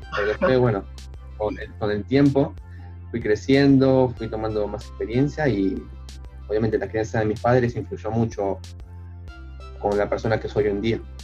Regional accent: Avellaneda, Buenos Aires Province, Argentina; nací en Avellaneda, pero toda mi vida, lo que viví acá, nunca me mudé.

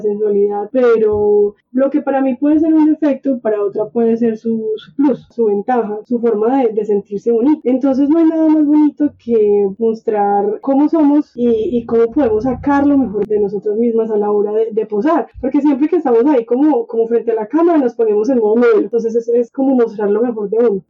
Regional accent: Colombia; porque somos colombianos

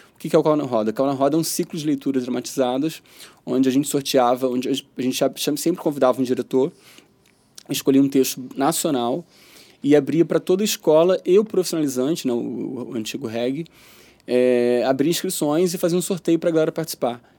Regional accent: Rio de Janeiro, Brazil; also born or lived in São Paulo, Brazil; vim pra cá

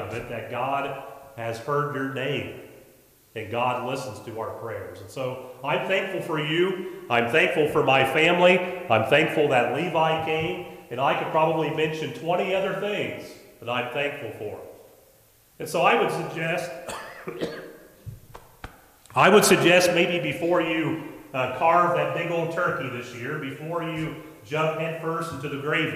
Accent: United States; I was born as an American. I've been an American for 50 years now

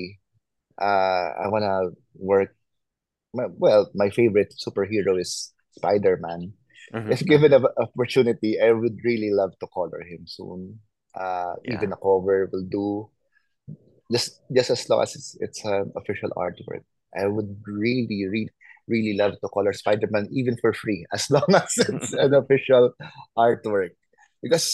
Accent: Philippines; I'm from the Philippines

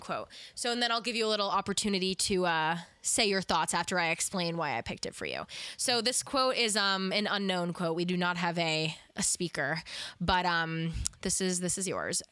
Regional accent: East Coast / New York, United States; I'm such a New York girl at heart, uh, and I feel like just growing up on the East Coast has had that effect on me

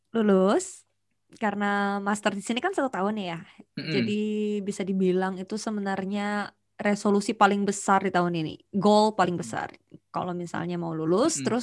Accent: Banjarmasin, South Kalimantan, Indonesia; also born or lived in Jakarta; Nggak pernah dan itu jadi kebanggaan gue sih sebagai warga

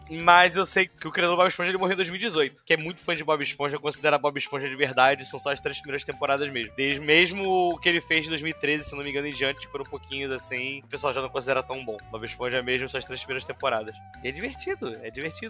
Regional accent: Armação dos Búzios, Rio de Janeiro, Brazil; eu enrolo no espanhol porque eu cresci em Búzios

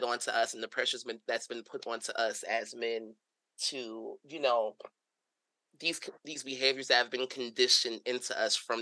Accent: New York City, New York, United States; growing up in Brooklyn, you know? Growing up in Brooklyn with a father who was a basketball coach

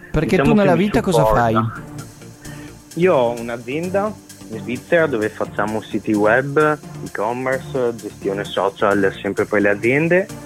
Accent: Rovigo, Veneto, Italy; also born or lived in Romania; No, i miei sono siciliani entrambi e sono venuti qua a Rovigo perché mio papà era un carabiniere e quindi si sono spostati qua per lavoro.

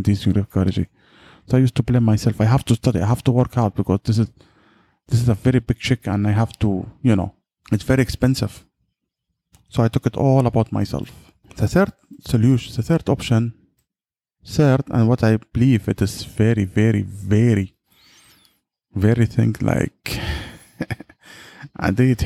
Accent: Yemen; I'm from Yemen

